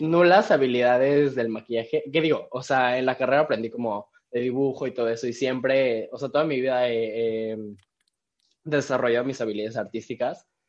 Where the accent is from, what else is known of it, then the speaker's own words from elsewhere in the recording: Cancún, Quintana Roo, Mexico; also born or lived in Mexico City / Querétaro; Pero nací y crecí en, Cancún, así que soy cancunense.